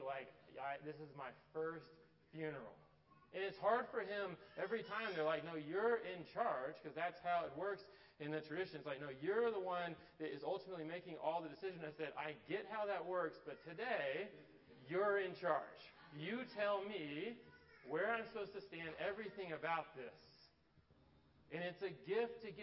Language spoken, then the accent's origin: English; Atlanta, Georgia, United States; growing up in Atlanta, my dad went to Tech